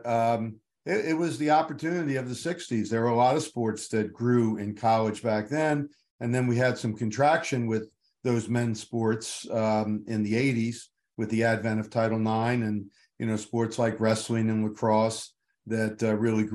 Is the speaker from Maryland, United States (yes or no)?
yes; Baltimore, Maryland, United States; moved away as an adult; also born or lived in Williamsburg, Virginia; I went back to my hometown of Baltimore